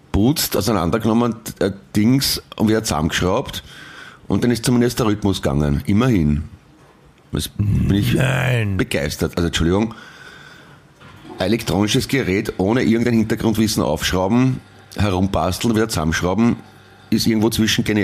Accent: Linz, Upper Austria, Austria; born there; Und ich bin 1979 in Linz geboren, kann schon sein.

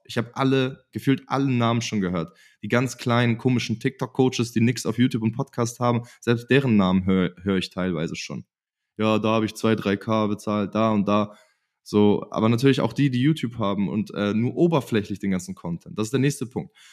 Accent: Germany; in meiner Heimat

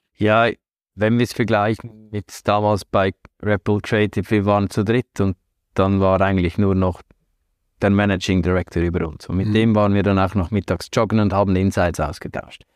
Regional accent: Central Switzerland, Switzerland; moved away as an adult; also born or lived in Salzburg, Austria / Hamburg, Germany; now in Zurich, Switzerland; Aufgewachsen und groß geworden in der Zentralschweiz, im Herzen der Schweiz.

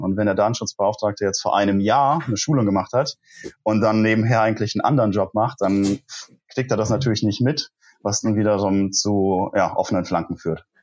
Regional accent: near Koblenz, Rhineland-Palatinate, Germany; moved away as an adult; also born or lived in Munich; bin ich wieder in meine Heimat zurückgezogen, also tatsächlich in die Nähe von Koblenz, wo ich auch studiert habe

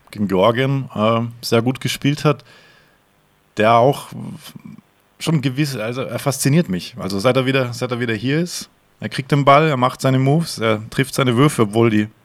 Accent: Split, Split-Dalmatia County, Croatia; bin aus Split.

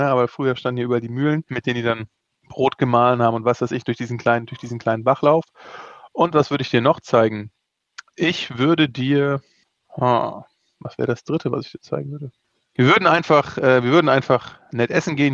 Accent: Offenbach, Hesse, Germany; also born or lived in Rodgau; geboren bin ich in Offenbach

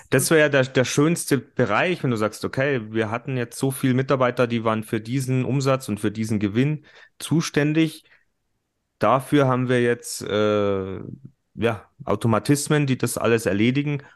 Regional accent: Germany; bei uns in Deutschland

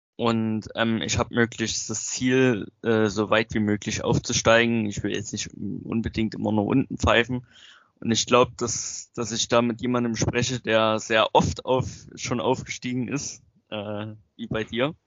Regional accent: near Zwickau, Saxony, Germany; ich komme aus Sachsen, ähm, in der Nähe von Zwickau.

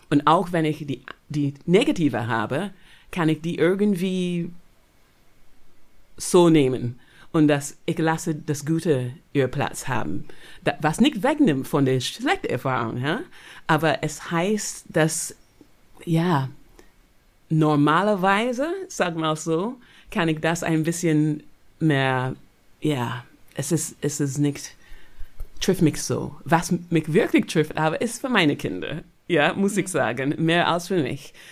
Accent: Barbados; German is a second language; Weißt du, ich bin aufgewachsen auf Barbados. Das hat 90 Prozent schwarze Leute.

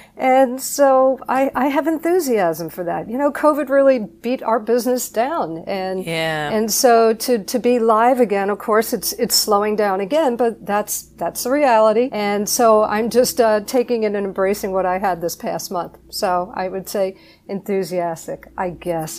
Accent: New Jersey, United States; I'm from Jersey

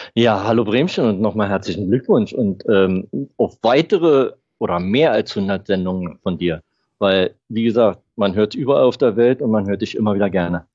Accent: Berlin, Germany; now in Florida, United States; aufgewachsen bin ich in Neu Berlin-Neukölln

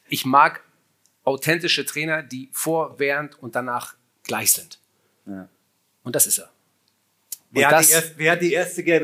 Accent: Hamburg, Germany; Na, ich bin Hamburger.

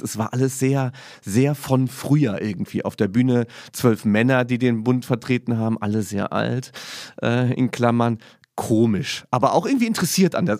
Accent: Saarland, Germany; Ich als Saarländer

